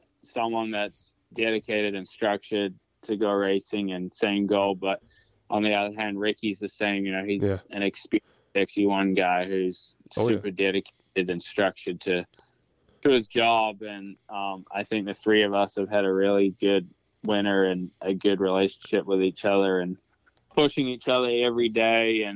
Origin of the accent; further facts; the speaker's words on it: New Zealand; also born or lived in Florida / South Carolina; now in United States; I came from New Zealand